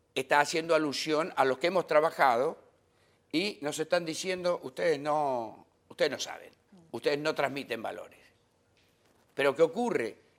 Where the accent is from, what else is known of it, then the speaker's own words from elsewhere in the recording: Patagonia, Argentina; moved away as an adult; also born or lived in France; now in Dominican Republic; Es que soy patagónico, extraditado